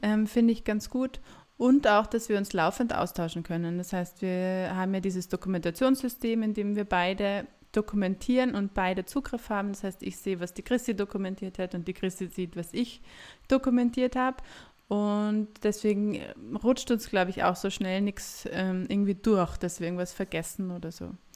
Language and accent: German; Graz, Styria, Austria; also born or lived in Lassnitzhöhe, Graz-Umgebung; ich bin in Graz geboren, bin auch in Graz aufgewachsen